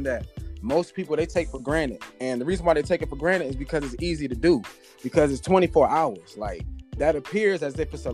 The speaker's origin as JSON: {"language": "English", "region": "Northern Virginia", "country": "United States", "moved": "yes", "lives_now": "Florida, United States", "said": "I'm from North of Virginia. As of right now, I live in Florida"}